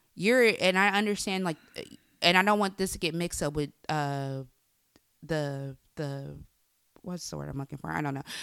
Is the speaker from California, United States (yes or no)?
yes; Bay Area, California, United States; I'm from the Bay Area